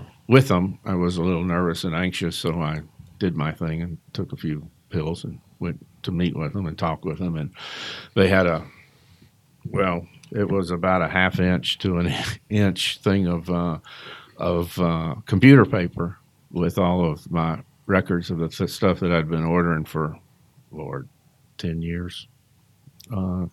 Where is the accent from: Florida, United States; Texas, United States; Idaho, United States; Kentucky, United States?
Kentucky, United States; moved away as an adult; now in Georgia, United States; I'm came from Kentucky, so I'm not originally from here